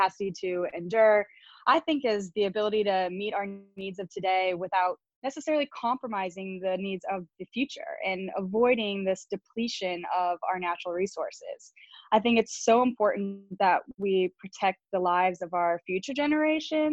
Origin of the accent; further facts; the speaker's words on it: Chicago, Illinois, United States; moved away as an adult; also born or lived in California; now in Nashville, United States; I grew up in Chicago